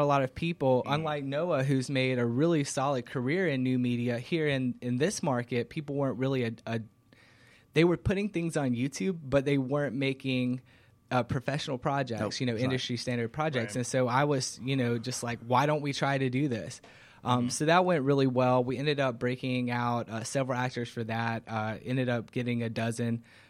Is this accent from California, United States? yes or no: no; Covington, Georgia, United States; Actually, I'm born and raised in Georgia, in Covington, actually, and I've been in Atlanta.